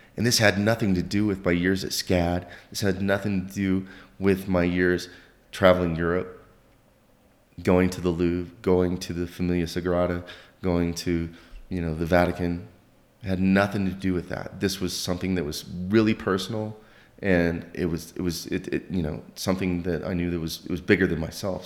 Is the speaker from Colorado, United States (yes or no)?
no; northern Oklahoma, United States; moved away as an adult; also born or lived in southeastern United States / France; I grew up in, in a small little town in, uh, northern Oklahoma